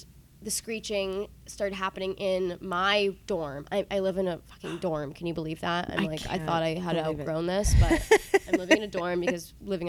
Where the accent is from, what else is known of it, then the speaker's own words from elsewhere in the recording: New York City, New York, United States; moved away as an adult; now in Princeton, United States; I grew up in New York City. Nice. On the Upper West Side. Upper West Side Jew, born and raised.